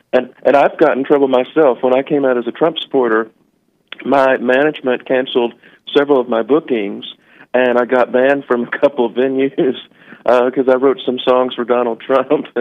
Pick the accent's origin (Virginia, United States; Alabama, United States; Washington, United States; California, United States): Virginia, United States; Richmond; I'm from Richmond, Virginia